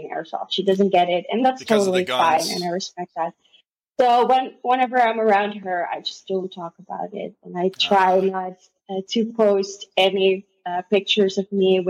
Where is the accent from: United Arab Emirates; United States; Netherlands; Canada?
Netherlands; first language Dutch; English is a second language; I was born and raised in the Netherlands